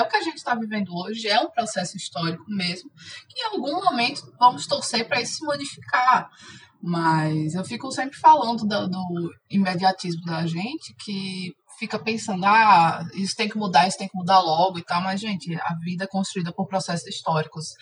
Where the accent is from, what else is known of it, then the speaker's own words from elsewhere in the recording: Alagoas, Brazil; moved away as an adult; now in Belo Horizonte, Brazil; eu sou alagoana, mas atualmente eu moro em Belo Horizonte